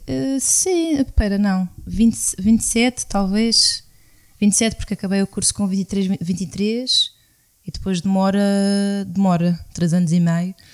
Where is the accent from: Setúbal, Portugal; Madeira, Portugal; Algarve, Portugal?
Madeira, Portugal; somos da Madeira, somos de uma ilha vulcânica